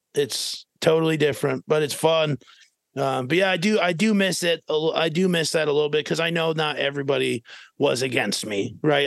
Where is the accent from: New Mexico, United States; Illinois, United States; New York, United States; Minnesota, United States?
Minnesota, United States; moved away as an adult; also born or lived in Fairmont, Minnesota; now in Arizona, United States; I was from Minnesota